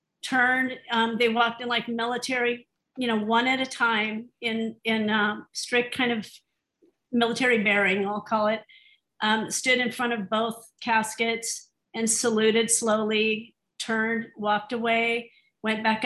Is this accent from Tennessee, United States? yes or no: no; Phoenix, Arizona, United States; We live in Phoenix. We're from Phoenix